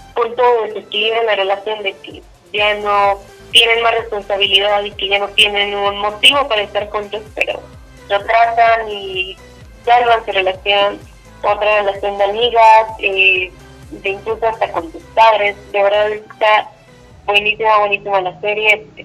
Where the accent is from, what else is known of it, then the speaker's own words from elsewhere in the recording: Mexico; uno como mexicano